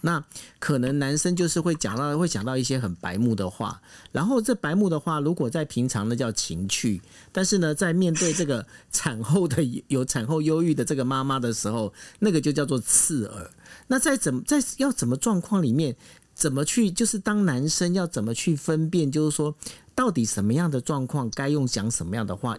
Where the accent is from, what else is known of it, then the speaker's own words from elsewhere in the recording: Taiwan; 毕竟我们台湾人呢